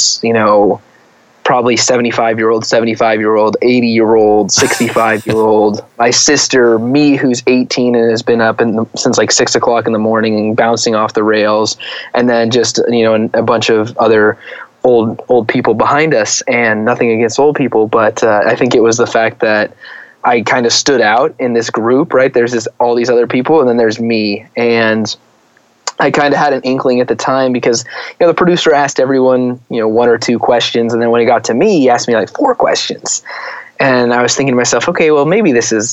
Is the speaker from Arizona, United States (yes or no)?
yes; Arizona, United States; moved away; I'm from Arizona originally.